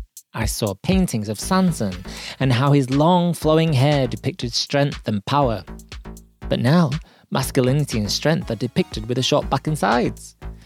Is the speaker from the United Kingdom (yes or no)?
yes; Yorkshire and the Humber, United Kingdom; accent: Yorkshire; I usually reply in my deepest Yorkshire accent, just to throw them off a little.